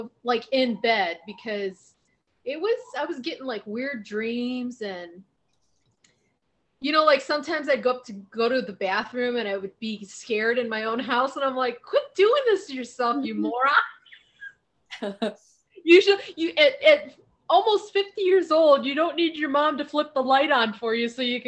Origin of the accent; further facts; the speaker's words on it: Ohio, United States; now in Arizona, United States; growing up in Ohio